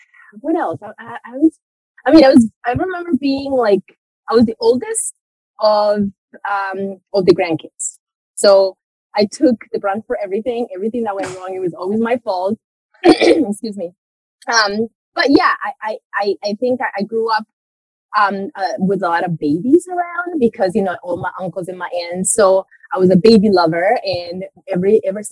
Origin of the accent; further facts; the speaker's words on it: Medellín, Antioquia, Colombia; moved away; I was born and raised in Colombia, so in South America. And it's very interesting. I had a very interesting childhood because I was born in Medellin